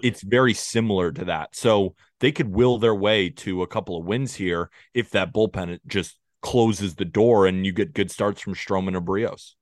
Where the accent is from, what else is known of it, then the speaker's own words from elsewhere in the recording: United States; I'm an American